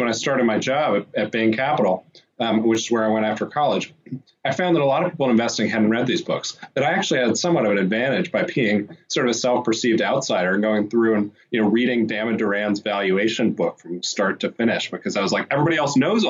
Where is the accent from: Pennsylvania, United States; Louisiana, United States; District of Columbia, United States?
District of Columbia, United States; Washington; I grew up in Washington, D.C.